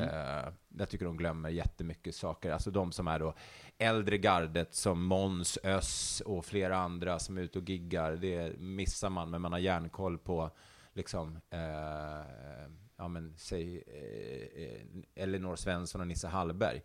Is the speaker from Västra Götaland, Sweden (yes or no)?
no; Stockholm, Stockholm County, Sweden; also born or lived in Älvsjö; Jag är upp, eh, uppvuxen inte så långt härifrån där vi sitter och spelar in det här, mm. eh, i Högdalen